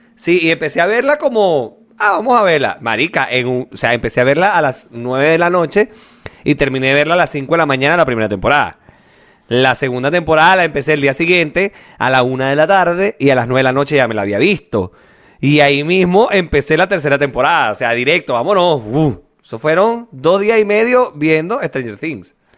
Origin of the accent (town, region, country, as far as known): Venezuela